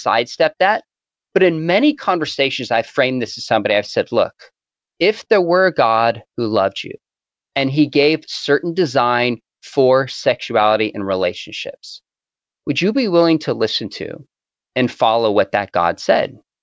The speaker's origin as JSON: {"language": "English", "region": "California", "country": "United States", "also_born_or_lived": "Orange County", "said": "I was from California"}